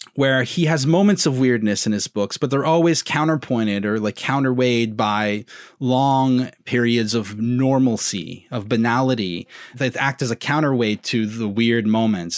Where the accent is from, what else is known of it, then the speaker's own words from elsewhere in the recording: Southern Ontario, Canada; I'm a Southerner